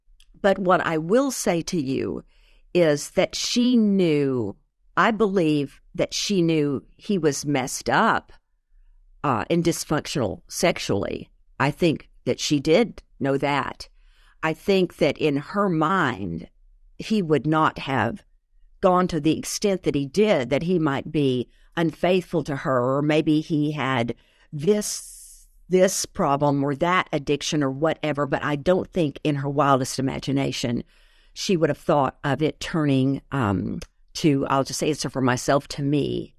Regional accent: Arkansas, United States; moved away; also born or lived in Houston; because we moved from Arkansas into Texas, into Houston. This is where I began again.

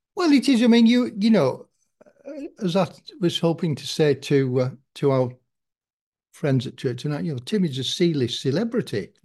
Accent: Kendal, North West England, United Kingdom; I am a Kendall, Kendall person, and I was brought up in the Salvation Army

